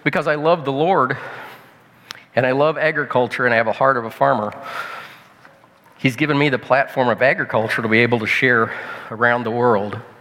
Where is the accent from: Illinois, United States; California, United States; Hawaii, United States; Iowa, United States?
Illinois, United States; I'm a farmer from Illinois, from the States